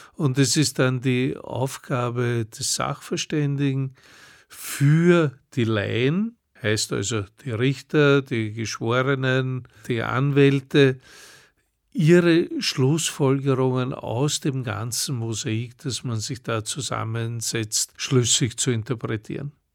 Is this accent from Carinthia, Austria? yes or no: no; Vienna, Austria; ich komme aus Wien